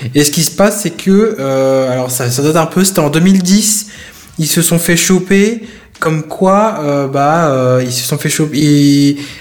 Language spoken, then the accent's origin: French; France; chez nous en France